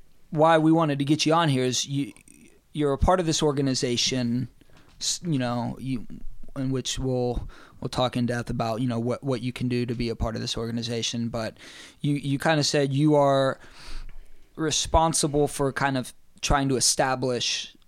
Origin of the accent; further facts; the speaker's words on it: East Tennessee, United States; growing up in East Tennessee and being a part of that climbing community.